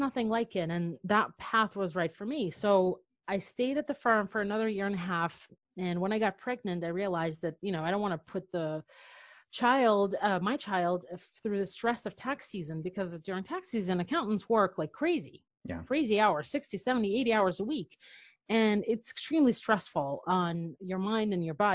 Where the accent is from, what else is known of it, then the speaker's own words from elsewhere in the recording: Belarus; moved away as an adult; also born or lived in New York City; now in United States; I'm from Belarus